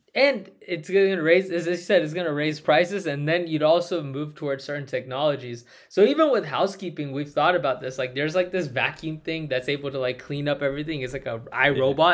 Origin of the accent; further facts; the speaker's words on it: United States; Me as an American